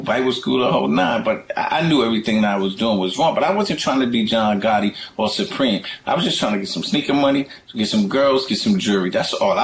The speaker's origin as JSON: {"language": "English", "town": "New York City", "region": "New York", "country": "United States", "tie": "born or raised there", "said": "I'm just a kid that was born and raised in Queens, New York"}